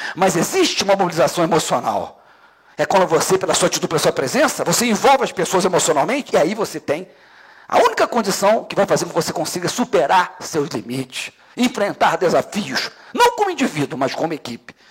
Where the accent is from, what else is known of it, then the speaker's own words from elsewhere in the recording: Brazil; nós somos brasileiros que escolhemos trabalhar numa atividade chamada segurança pública